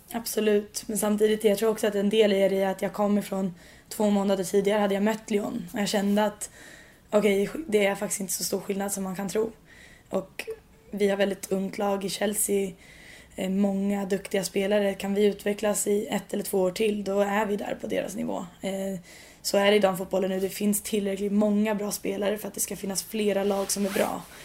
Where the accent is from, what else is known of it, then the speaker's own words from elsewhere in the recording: Sweden; moved away as an adult; now in London, United Kingdom; jag kommer från Sverige